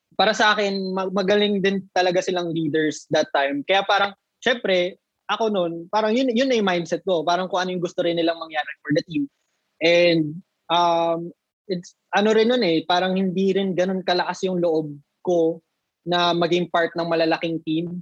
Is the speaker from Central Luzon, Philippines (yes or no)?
yes; Nueva Ecija, Central Luzon, Philippines; I'm from Nueva Ecija, so dito ako na-base sa province